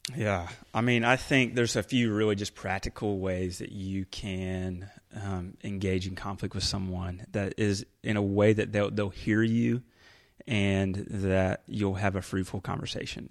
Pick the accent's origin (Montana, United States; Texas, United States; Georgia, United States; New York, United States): Georgia, United States; Carrollton; moved away as an adult; also born or lived in Rome, Georgia / Orlando, Florida / Asheville, North Carolina; I grew up here in Carrollton, Georgia